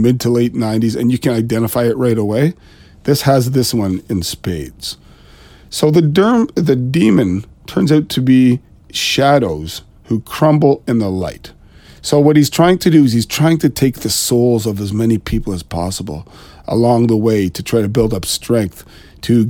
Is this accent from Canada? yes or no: yes; Ontario, Canada; I am Canadian. I'm just east of Toronto